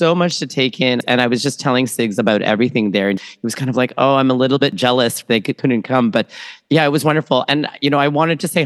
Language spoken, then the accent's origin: English; Toronto, Ontario, Canada; also born or lived in Manila, Philippines; born in Manila, Philippines, raised in Toronto, Canada